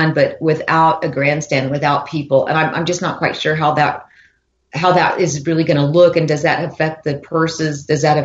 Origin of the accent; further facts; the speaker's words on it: Cloudcroft, New Mexico, United States; I grew up in, I mean, right in the heart of rural New Mexico.